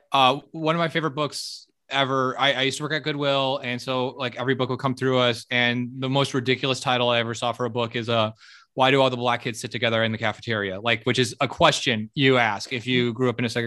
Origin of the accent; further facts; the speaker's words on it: Miami, Florida, United States; I grew up in Miami. So I grew up as a white